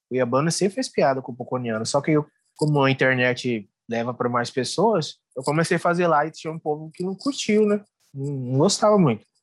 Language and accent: Portuguese; Cuiabá, Mato Grosso, Brazil; accent: Cuiabano; eu nasci aqui em Cuiabá, né?